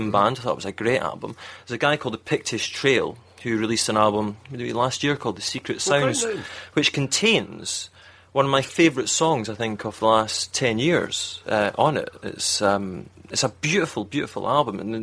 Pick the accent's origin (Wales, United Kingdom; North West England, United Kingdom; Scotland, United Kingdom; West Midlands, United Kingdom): Scotland, United Kingdom; Edinburgh; Because I'm from Edinburgh, I lived in Edinburgh